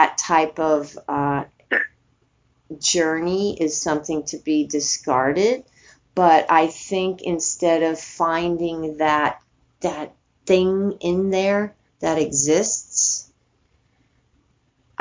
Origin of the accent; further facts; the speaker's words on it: New York City, New York, United States; moved away; also born or lived in San Francisco; I grew up in New York City